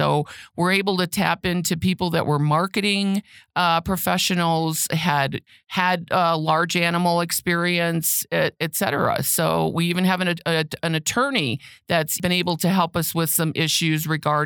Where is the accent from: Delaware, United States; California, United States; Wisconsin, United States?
Wisconsin, United States; moved away as an adult; also born or lived in Texas; now in Cripple Creek, United States; I was born and raised in Wisconsin